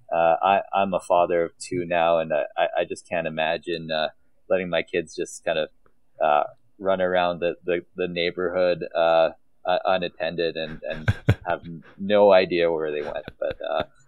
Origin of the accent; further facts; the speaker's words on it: Calgary, Alberta, Canada; I grew up in the community of Castle Ridge, which is located in Northeast Calgary